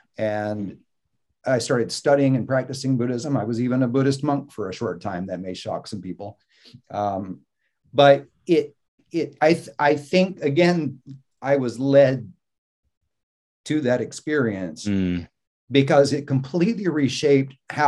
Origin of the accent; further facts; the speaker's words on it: Mississippi, United States; born there; The only reason I was born in Mississippi was because my dad was in seminary in New Orleans.